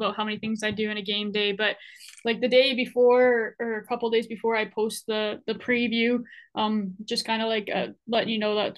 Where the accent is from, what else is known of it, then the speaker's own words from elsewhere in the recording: Edmonton, Alberta, Canada; now in Kelowna, Canada; I grew up in Edmonton